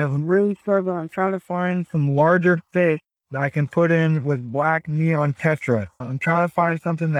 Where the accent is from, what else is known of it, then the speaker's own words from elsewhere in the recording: Florida, United States; I'm from Florida.